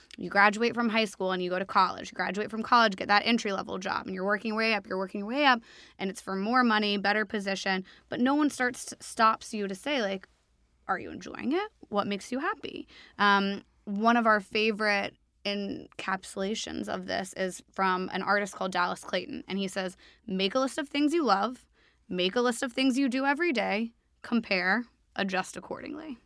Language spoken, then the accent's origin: English; Nashville, Tennessee, United States; also born or lived in New York City; now in London, United Kingdom; I'm from Nash Vegas